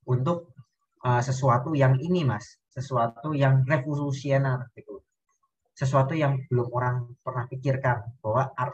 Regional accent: Java, Indonesia; Aku kan orang Jawa ya mas.

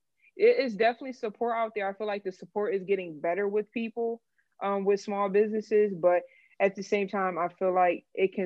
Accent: Willowbrook, New Jersey, United States; moved away as an adult; also born or lived in Lindenwold, New Jersey; now in Austin, United States; I grew up in Willowbrook, New Jersey. I lived there for 20 years

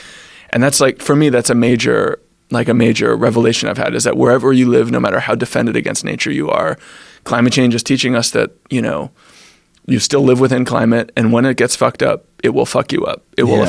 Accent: New York City, New York, United States; I'm a New Yorker. I've lived my whole life in New York

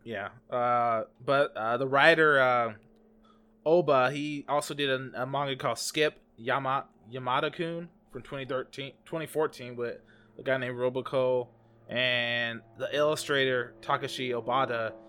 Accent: United States; accent: American; my American accent

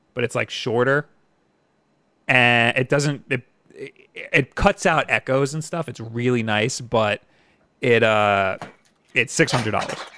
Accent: Long Island, New York, United States; I'm from New York

